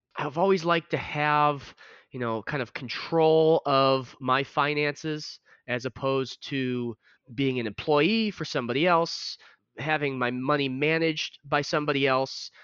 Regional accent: Chicago, Illinois, United States; growing up in the Chicago area

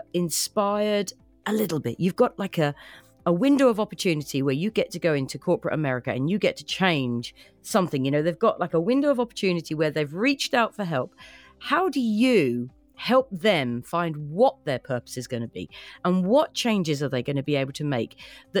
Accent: United Kingdom; moved away as an adult; now in United States; being a Brit that has landed on these fair shores

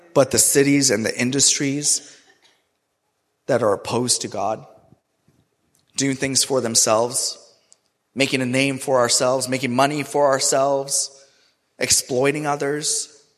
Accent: Karachi, Sindh, Pakistan; also born or lived in Toronto, Canada; now in Raleigh, United States; I grew up in Karachi, which is one of the most populated and the hottest cities in the entire world.

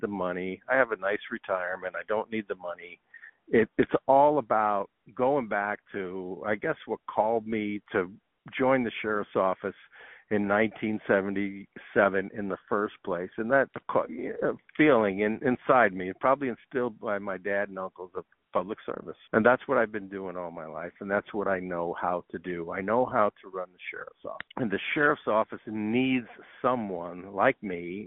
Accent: New York City, New York, United States; now in Arizona, United States; I was born and raised in New York City.

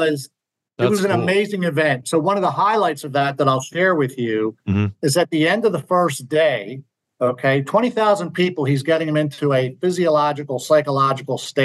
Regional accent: Philadelphia, Pennsylvania, United States; I'm from Philly

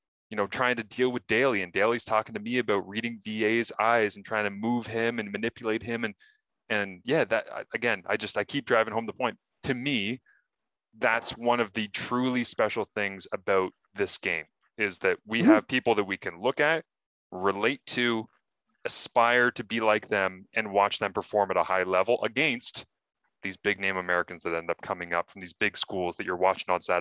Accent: Kingston, Ontario, Canada; as a kid growing up in Kingston, Ontario

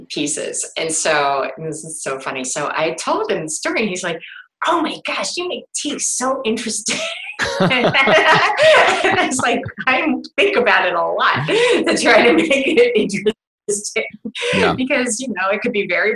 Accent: Cleveland, Ohio, United States; I grew up in Cleveland

